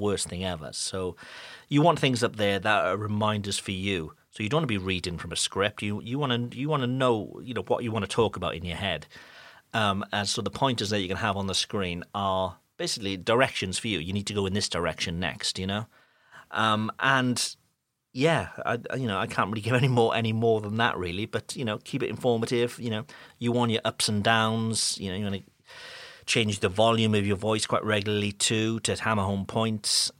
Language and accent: English; United Kingdom; moved away as an adult; now in France; I'm a Brit who now lives in France